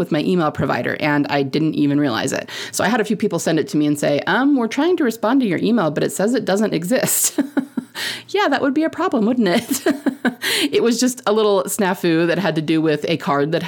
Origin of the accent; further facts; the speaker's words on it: Utah, United States; I'm from Utah